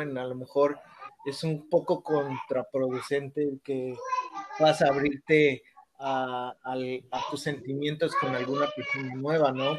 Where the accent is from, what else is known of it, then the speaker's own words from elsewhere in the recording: Mexico City, Mexico; moved away as an adult; now in Toronto, Canada; yo soy nacido en la Ciudad de México, crecí hasta, crecí ahí en la Ciudad de México hasta, yo me vine a Canadá hasta los 23 años